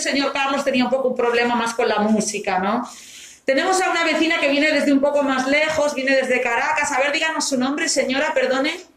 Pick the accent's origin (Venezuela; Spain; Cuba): Spain; moved away as an adult; now in Italy; soy española. Soy de España, pero vivo en Italia. Vivo en Italia desde hace 13 años.